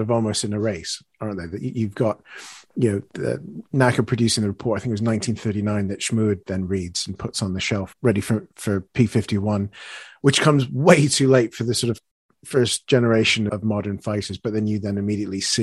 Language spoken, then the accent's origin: English; Canada; I'm Canadian